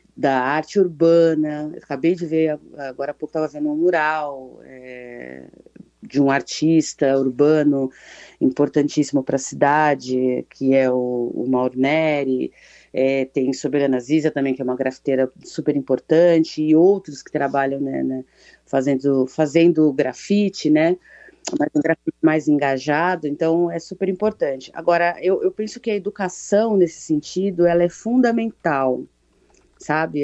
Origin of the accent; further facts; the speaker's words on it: São Paulo, Brazil; Eu nasci aqui, nasci na Zona Norte